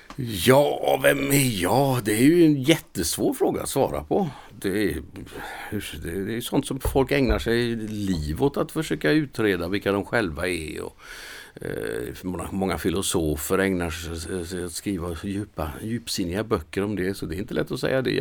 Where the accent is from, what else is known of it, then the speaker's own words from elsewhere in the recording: Mölnlycke, Västra Götaland, Sweden; moved away as an adult; now in Manchester, United Kingdom; hemma i Mölnlycke i mitt föräldrahem